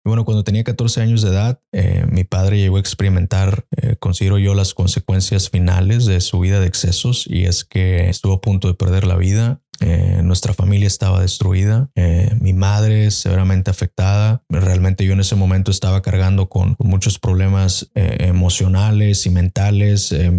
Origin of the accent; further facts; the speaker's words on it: Mexico; en mi país, por ejemplo en México